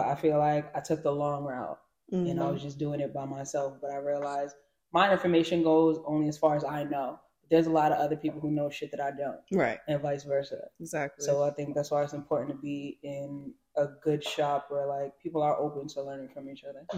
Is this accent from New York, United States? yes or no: yes; New York City, New York, United States; also born or lived in England; raised in Brooklyn, Flatbush, the West Indian